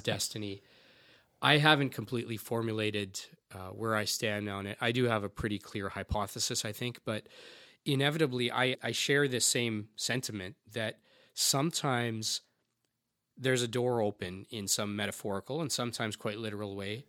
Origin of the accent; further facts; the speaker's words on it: Canada; a 40 year old second generation Indian guy, albeit I was born in Canada